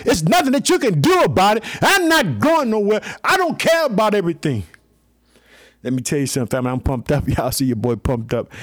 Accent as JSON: {"language": "English", "town": "Chicago", "region": "Illinois", "country": "United States", "tie": "born or raised there", "said": "the state of Illinois, my home state, I live in the city of Chicago."}